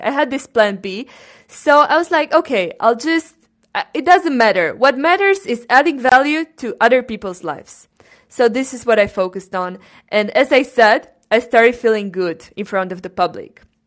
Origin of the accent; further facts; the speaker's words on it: Cluj-Napoca, Cluj County, Romania; I was born in Romania, first of all, in Cluj-Napoca, which is a region in Transylvania